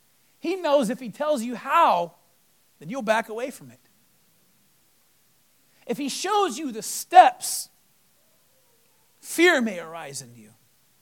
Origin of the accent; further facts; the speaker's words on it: Florida, United States; I came from Florida. And I've been through hurricanes.